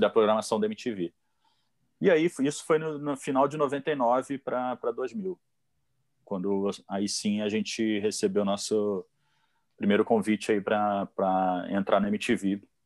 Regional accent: Petrópolis, Rio de Janeiro, Brazil; also born or lived in São Paulo; Eu sou o único que sou nascido no Rio de Janeiro e vim morar aqui na Serra, né? Subi a Serra para vir morar aqui. E com 10 anos de idade eu acabei conhecendo e, e é, vim ser vizinho do Fausto do Franco

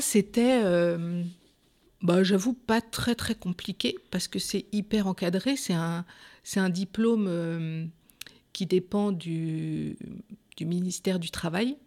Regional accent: Pays de la Loire, France; moved away as an adult; also born or lived in Vienne; now in Poitiers, France; je suis des Pays de Loire, je suis en Juvine

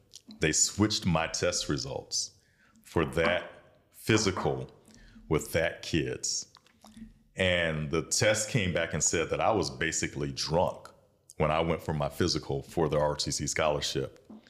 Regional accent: Bamberg, South Carolina, United States; moved away as an adult; also born or lived in Sumter, South Carolina; now in Columbia, United States; I grew up in Bamberg.

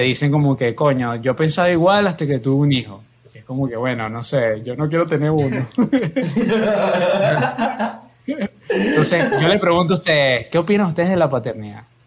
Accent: Venezuela; mi familia es colombiana, nací en Venezuela

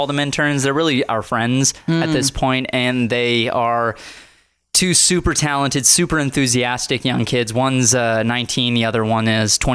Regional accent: United States; born and raised in America

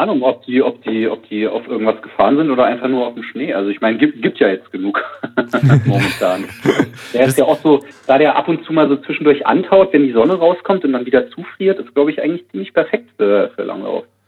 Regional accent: Karlsruhe, Baden-Württemberg, Germany; aus meiner Heimatstadt Karlsruhe

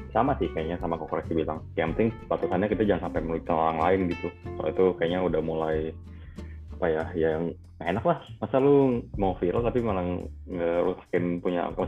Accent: Cirebon, West Java, Indonesia; eh, gue jauh, gue gue dari Cirebon

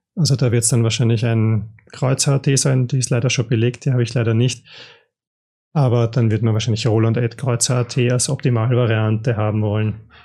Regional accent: Austria; ich als Österreicher

